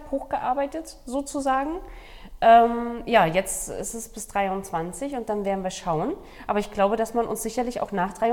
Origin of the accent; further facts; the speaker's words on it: Brandenburg, Germany; also born or lived in Berlin; und ich komme aus Brandenburg und Berlin, da sagt man immer Bulette.